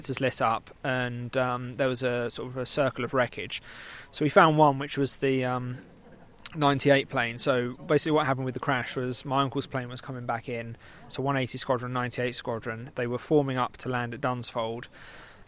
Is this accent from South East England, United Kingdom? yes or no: yes; Milton Keynes, South East England, United Kingdom; I'm from Milton Keynes, so probably about 2 hours, 100-odd miles